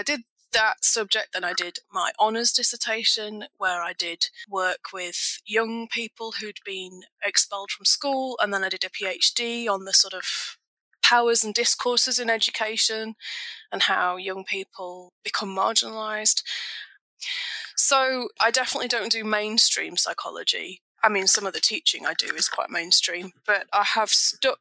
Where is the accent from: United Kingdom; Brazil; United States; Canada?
United Kingdom; England; also born or lived in Scotland; now in Wagga Wagga, Australia; I'm actually from England originally.